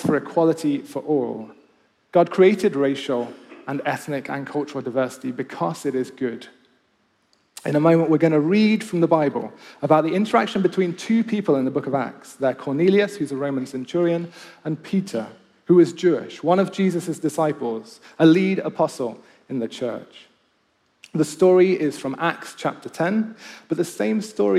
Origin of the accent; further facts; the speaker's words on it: Kenya; also born or lived in Nottingham, United Kingdom; now in Oxford, United Kingdom; when I grew up in Kenya.